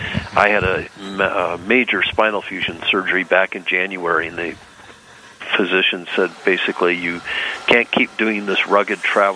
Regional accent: northern lower Michigan, United States; moved away as an adult; also born or lived in Fairbanks, Alaska; I grew up in northern lower Michigan

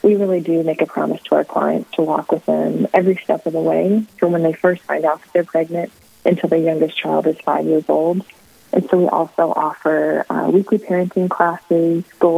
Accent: South Dakota, United States; moved away as an adult; now in Bismarck, United States; I am originally from South Dakota, but have been living in Bismarck, North Dakota

